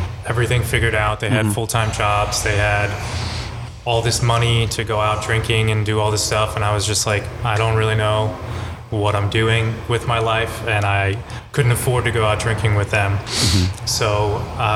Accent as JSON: {"language": "English", "town": "Freehold", "region": "New Jersey", "country": "United States", "tie": "born or raised there", "also_born_or_lived": "Bradley Beach, New Jersey / Asbury Park, New Jersey", "said": "I grew up in Freehold"}